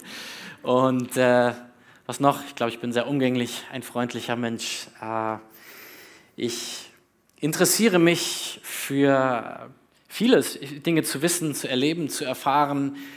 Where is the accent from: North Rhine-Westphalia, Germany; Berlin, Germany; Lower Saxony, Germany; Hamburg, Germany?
Berlin, Germany; also born or lived in North Hesse; Ich bin äh, gebürtiger Nordhesse, aber eigentlich Berliner im Herzen. Also wenn ihr mich fragt, wo ich herkomme, ich bin Berliner. Dort habe ich äh, die größte Zeit meines Lebens verbracht.